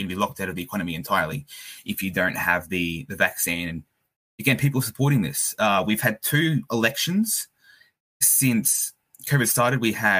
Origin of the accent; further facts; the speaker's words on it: Australia; I'm an Aussie.